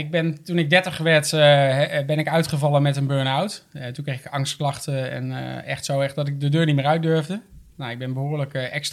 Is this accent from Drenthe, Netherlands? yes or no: yes; Assen, Drenthe, Netherlands; ik kom uit Assen.